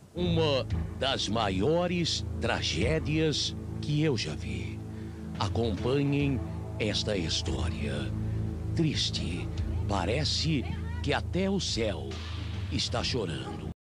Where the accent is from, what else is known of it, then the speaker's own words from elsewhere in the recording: Ponta Grossa, Paraná, Brazil; moved away as an adult; now in Curitiba, Brazil; eu sou de uma cidade chamada Ponta Grossa, que fica no Paraná. E eu me mudei recentemente para Curitiba